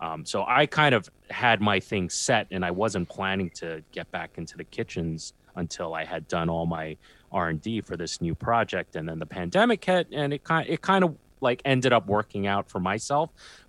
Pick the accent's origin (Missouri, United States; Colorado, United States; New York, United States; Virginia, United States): New York, United States; New York City; I'm from Queens and I hang out a lot in Brooklyn.